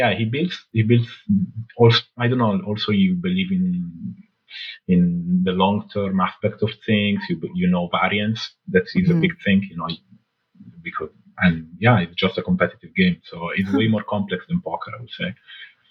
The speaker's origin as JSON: {"language": "English", "town": "Alessandria", "region": "Piedmont", "country": "Italy", "tie": "born or raised there", "also_born_or_lived": "Morocco", "second_language": "English", "said": "So I was born in Italy, in Alessandria, in the north, near Milan. Then at 1 year old, actually, I moved to Morocco. I lived with my grandparents from 1 till 5. And then at 5, I came back to Italy."}